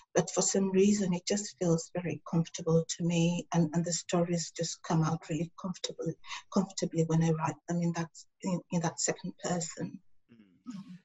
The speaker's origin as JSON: {"language": "English", "country": "Tanzania", "moved": "yes", "lives_now": "Melbourne, Australia", "said": "I also have my family in Africa, in Tanzania"}